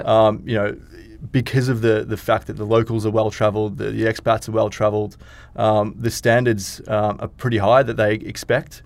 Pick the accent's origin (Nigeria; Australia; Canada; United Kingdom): Australia; now in Dubai, United Arab Emirates; I'm from Australia.